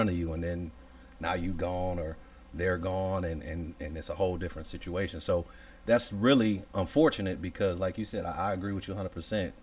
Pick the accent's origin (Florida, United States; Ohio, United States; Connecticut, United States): Ohio, United States; Cleveland; moved away as an adult; now in North Carolina, United States; I'm from Cleveland, Ohio, originally